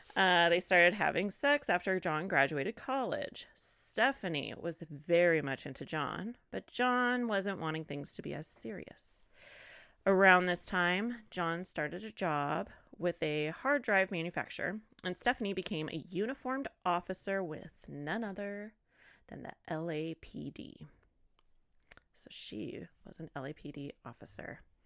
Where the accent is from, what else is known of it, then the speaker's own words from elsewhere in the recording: California, United States; I grew up, born and raised in California